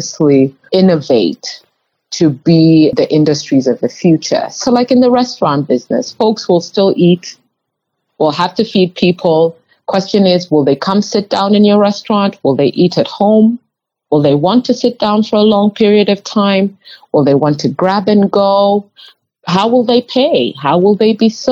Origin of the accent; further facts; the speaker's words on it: Kenya; moved away; I grew up in Kenya